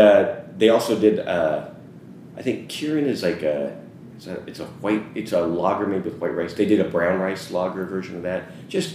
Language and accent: English; Idaho, United States; moved away as an adult; also born or lived in Los Angeles / San Francisco / Seattle; So, you know, I grew up in Idaho, but I worked jobs in San Francisco, Seattle, and LA. I was in LA for, I don't know, the longest period of time.